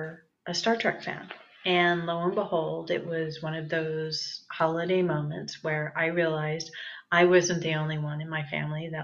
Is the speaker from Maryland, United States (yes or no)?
no; San Francisco, California, United States; moved away as an adult; also born or lived in Santa Barbara, California; I grew up in the San Francisco Bay Area.